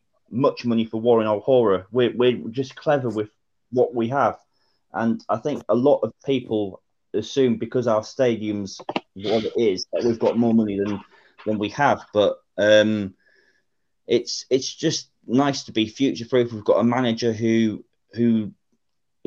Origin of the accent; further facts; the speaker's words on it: Newcastle upon Tyne, North East England, United Kingdom; now in Northampton, United Kingdom; originally I was born up in Newcastle. So I was born and bred sort of Newcastle fan.